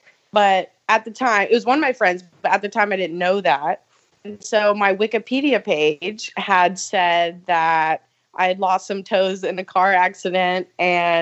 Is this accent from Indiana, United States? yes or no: no; Charleston, South Carolina, United States; make a comeback in Charleston. So I'm so excited to go back there to my hometown